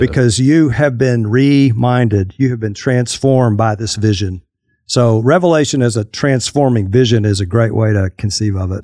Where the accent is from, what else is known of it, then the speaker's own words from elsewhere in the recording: Fort Worth, Texas, United States; moved away as an adult; also born or lived in Arkadelphia, Arkansas; I grew up in the Metroplex, uh, on the Fort Worth side